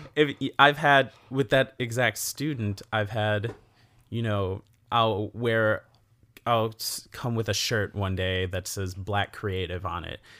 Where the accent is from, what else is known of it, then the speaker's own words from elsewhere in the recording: Elkhorn, Wisconsin, United States; I grew up in Elkhorn, Wisconsin